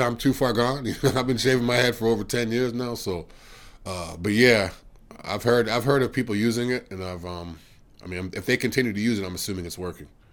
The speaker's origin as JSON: {"language": "English", "region": "Massachusetts", "country": "United States", "said": "I'm from Massachusetts as well"}